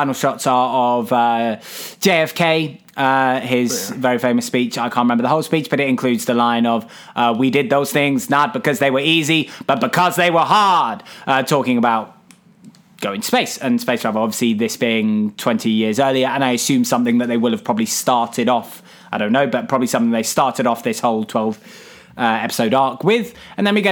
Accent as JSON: {"language": "English", "country": "United Kingdom", "said": "as a British person, both in the fact that I am not American"}